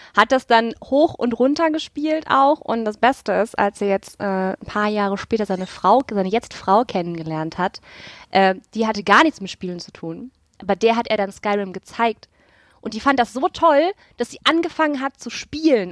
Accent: North Rhine-Westphalia, Germany; Ich komme aus NRW, ich habe keine Berge oder dichten Nadelwälder

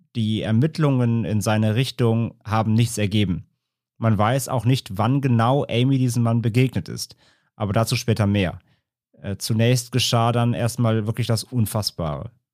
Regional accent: Ahr valley district, near Koblenz, Rhineland-Palatinate, Germany; in der Region, in der ich aufgewachsen äh, bin. Ich komme aus dem Ahrtalkreis

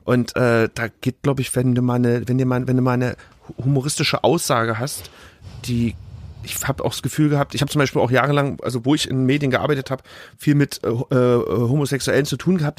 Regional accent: Leipzig, Saxony, Germany; ich bin ja in Grünau auch aufgewachsen.

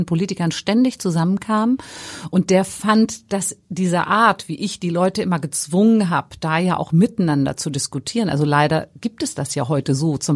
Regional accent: Hamburg, Germany; als Hamburgerin

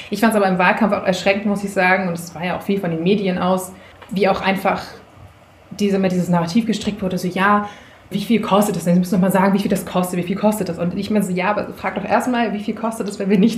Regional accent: Flensburg, Schleswig-Holstein, Germany; Ich komme aus Flensburg im Kreis Schleswig-Flensburg.

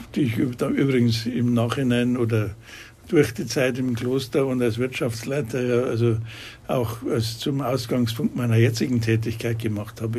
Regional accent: Munich, Bavaria, Germany; ich bin Münchner, gebürtiger Münchner

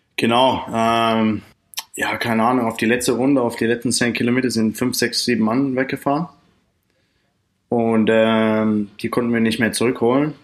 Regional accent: Australia; German is a second language; moved away as an adult; also born or lived in Cottbus / Freiburg / Saarland; In Australien, wo ich wohne

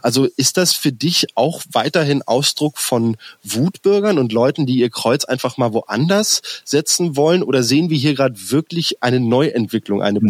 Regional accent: Berlin, Germany; als Berliner

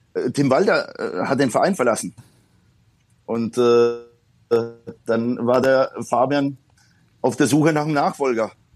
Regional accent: Poland; now in Germany; ich bin gebürtiger Pole und äh, bin halt noch in Zeiten aufgewachsen, da war äh, der Bürgerkriegszustand in Polen ausgerufen

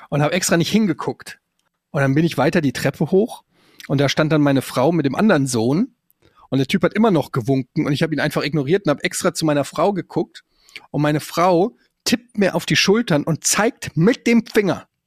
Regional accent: Germany; bei uns in Deutschland

